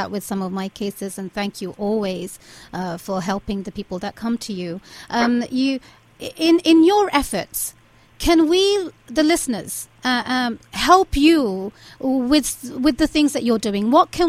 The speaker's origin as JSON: {"language": "English", "country": "United Kingdom", "moved": "as an adult", "said": "I'm an immigrant. You know, I came from the United Kingdom after I got married to my husband."}